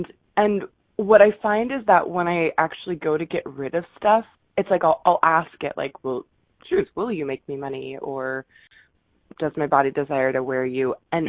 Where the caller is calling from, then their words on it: Seattle, Washington, United States; I'm calling from Seattle.